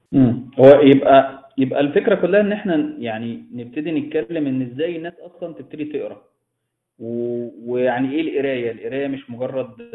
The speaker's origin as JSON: {"language": "Arabic", "country": "Egypt", "said": "عندنا في مصر"}